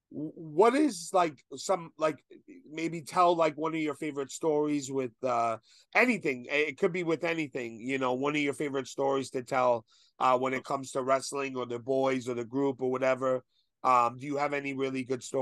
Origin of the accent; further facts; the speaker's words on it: New York, United States; Not me. I'm a New Yorker